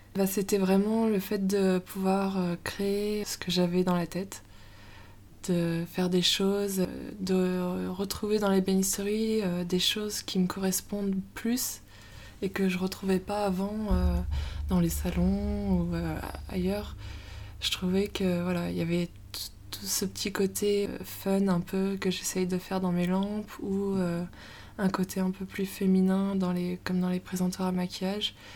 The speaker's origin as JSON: {"language": "French", "area": "Moidieu-Détourbe, Isère", "region": "Auvergne-Rhône-Alpes", "country": "France", "moved": "as an adult", "lives_now": "Lyon, France", "said": "Je viens de Moidieu des Tournes, un petit village euh, en Isère. Et je suis à Lyon depuis."}